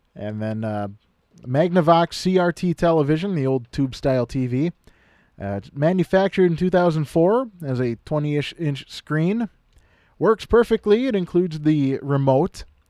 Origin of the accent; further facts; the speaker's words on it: Kimball, Minnesota, United States; my hometown of Kimball